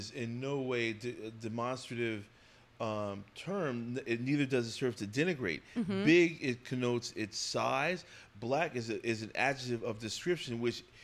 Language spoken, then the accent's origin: English; New Jersey, United States; I'm from New Jersey. So from the tri-state area. Grew up in a town that's about 25 miles due west of Manhattan in New Jersey